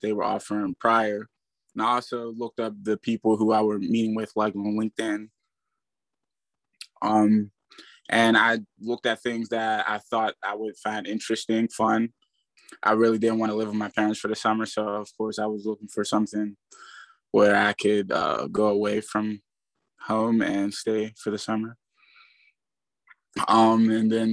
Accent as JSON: {"language": "English", "town": "McKeesport", "region": "Pennsylvania", "country": "United States", "said": "I'm from McKeesport, Pennsylvania"}